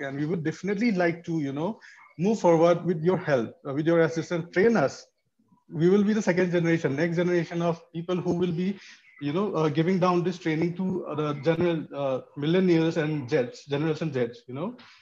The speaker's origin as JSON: {"language": "English", "region": "Manipur", "country": "India", "moved": "yes", "said": "I'm from Manipur, which is in the conflict zone already"}